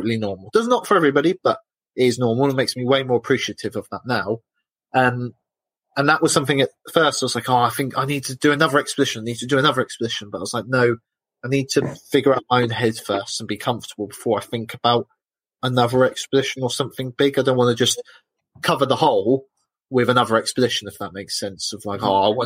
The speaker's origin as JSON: {"language": "English", "country": "United Kingdom", "said": "I'm British."}